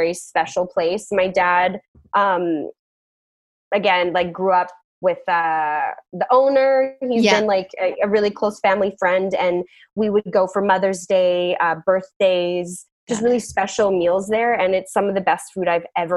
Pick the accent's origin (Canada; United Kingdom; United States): Canada; Whistler, British Columbia; growing up in Whistler, we had such a tight community and all my friends I've known since kindergarten